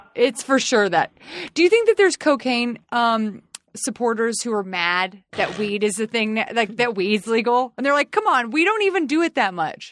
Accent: the South, United States; I'm from the South.

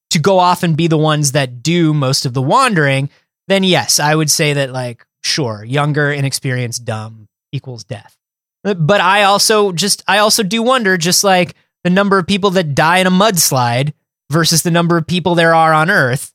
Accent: Florida, United States; Growing up in Florida

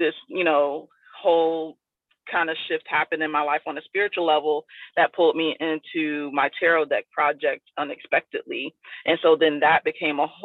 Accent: South Florida, United States; also born or lived in Tampa; when I moved from South Florida, where I grew up, to Tampa, which is more like Central Florida

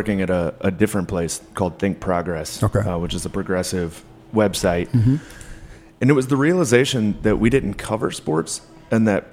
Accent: Louisville, Kentucky, United States; growing up in Louisville, Kentucky

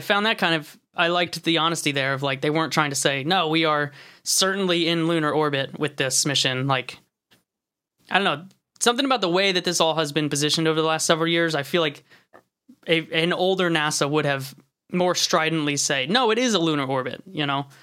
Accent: New Jersey, United States; where I grew up over in Jersey, like, there's just wild turkeys all the time

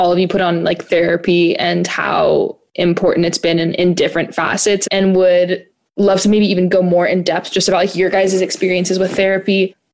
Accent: Seattle, Washington, United States; I'm 19 years old. I'm from Seattle.

